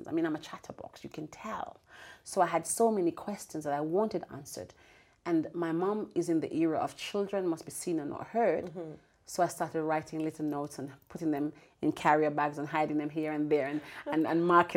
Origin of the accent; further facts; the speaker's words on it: Braes River, Saint Elizabeth, Jamaica; moved away; I'm the girl who grew up in Jamaica, sold mangoes on the train